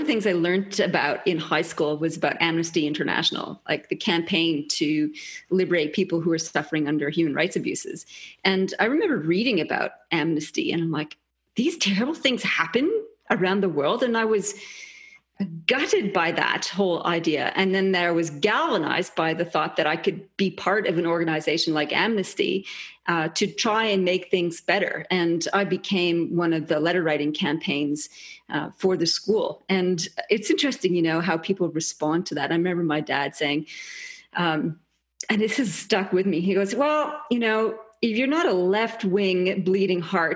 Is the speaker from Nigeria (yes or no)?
no; Canada; moved away as an adult; also born or lived in England; now in Australia; So I'm Canadian originally. I was actually born in England and then moved to Canada. I've been in Australia since 96